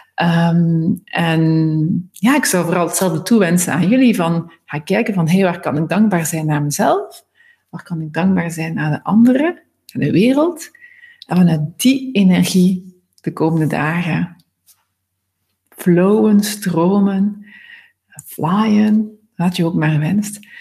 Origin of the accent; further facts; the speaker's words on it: Ghent, Flanders, Belgium; moved away; naar Gent gegaan, dus mijn geboortestad.